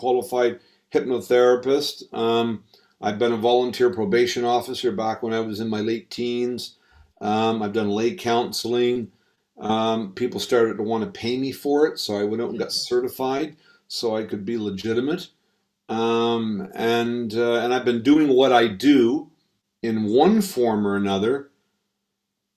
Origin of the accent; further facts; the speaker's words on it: Halifax, Nova Scotia, Canada; moved away as an adult; also born or lived in Barbados; now in United Kingdom; I was born in Halifax, Nova Scotia, which is on the eastern seaboard of Canada. I grew up there, lived there for about the first 35 years of my life.